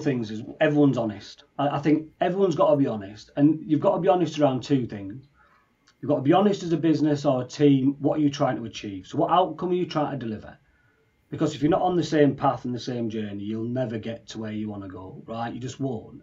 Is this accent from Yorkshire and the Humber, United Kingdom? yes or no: yes; Leeds, Yorkshire and the Humber, United Kingdom; now in Newcastle, United Kingdom; I live in Newcastle, but I'm from Leeds